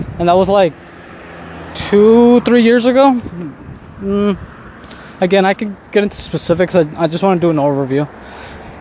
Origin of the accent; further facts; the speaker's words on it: Southern California, United States; moved away as an adult; also born or lived in Mexico City, Mexico; now in Mexico; I was born in Mexico City, but I was raised in California, Southern California, since I was a baby